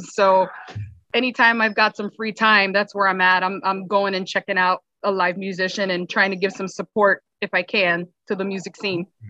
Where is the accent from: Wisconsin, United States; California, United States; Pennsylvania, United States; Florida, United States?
Florida, United States; Miami; now in Cape Coral, United States; I grew up in Miami and um, spent my summers in the Keys